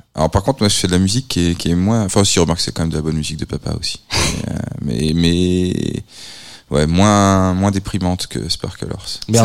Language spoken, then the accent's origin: French; Nantes, Pays de la Loire, France; je suis nantais